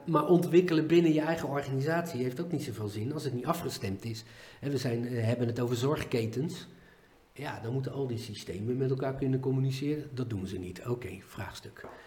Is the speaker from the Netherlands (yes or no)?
yes; Netherlands; wij als Nederlanders